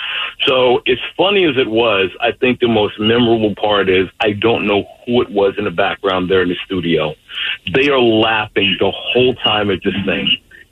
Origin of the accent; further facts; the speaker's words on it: New Jersey, United States; New Jersey, originally.